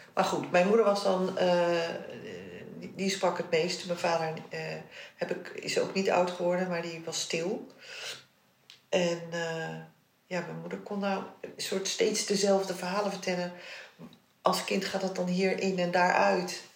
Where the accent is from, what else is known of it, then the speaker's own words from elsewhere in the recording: Netherlands; want ik ben in Nederland geboren, mijn jongste broertje ook